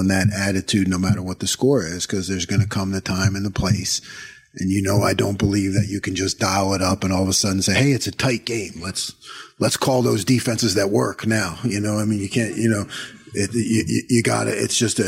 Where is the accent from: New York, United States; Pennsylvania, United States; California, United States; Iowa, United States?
Pennsylvania, United States; Eastern; moved away; I've growing up in Pennsylvania, you know, and I was at Eastern PA